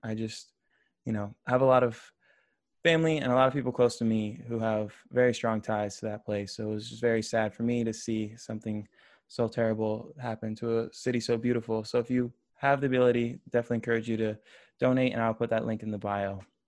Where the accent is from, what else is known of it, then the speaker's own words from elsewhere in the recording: Florida, United States; I grew up in Florida